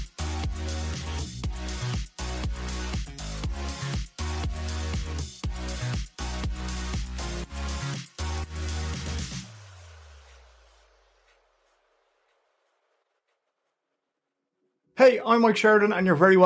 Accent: Ireland; We're Irish

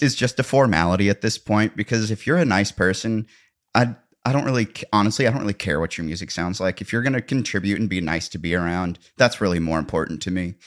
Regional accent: Missouri, United States; accent: Missouri-ish

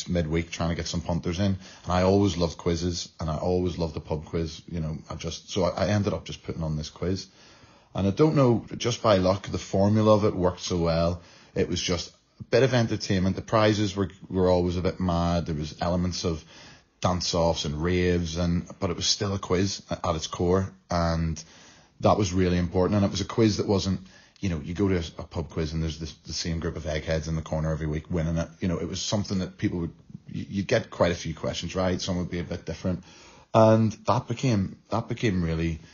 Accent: Belfast, Northern Ireland, United Kingdom; accent: Irish; moved away; I was born in Belfast, 1986

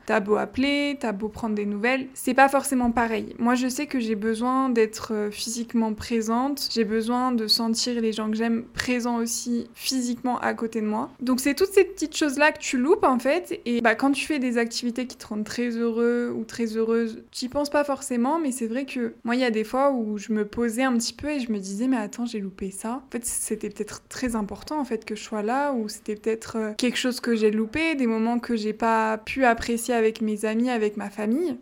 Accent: France; first language French; moved away as an adult; now in Mexico City, Mexico; ça fait plus d'un an que je suis partie de France

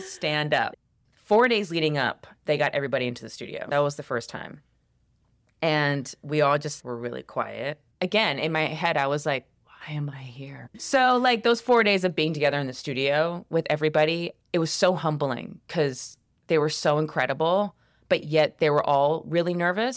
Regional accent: Columbia, South Carolina, United States; I grew up in Columbia, South Carolina.

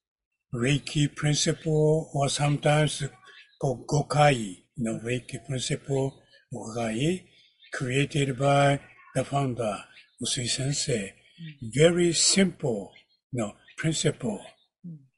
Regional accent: Kyoto, Japan; English is a second language; I am from Kyoto, Japan, the ancient

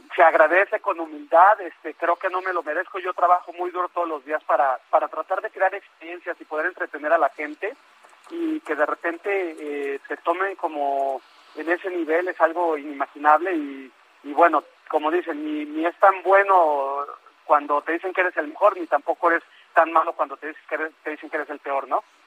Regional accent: Mexico; siendo un escritor mexicano

